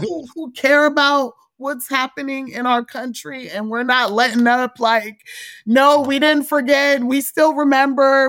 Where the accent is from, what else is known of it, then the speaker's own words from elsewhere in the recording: Montgomery County, Maryland, United States; also born or lived in Frederick, Maryland; I'm from Montgomery County, Maryland, which is a lot more diverse.